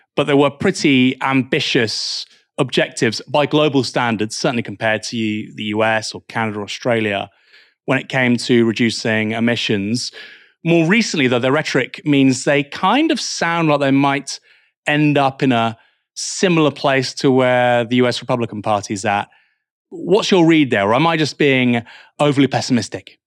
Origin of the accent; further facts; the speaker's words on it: Bournemouth, South West England, United Kingdom; now in Portsmouth, United Kingdom; I'm from Bournemouth